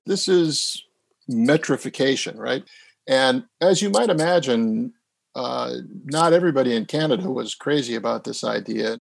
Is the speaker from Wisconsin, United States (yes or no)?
yes; Wisconsin, United States; I grew up in Wisconsin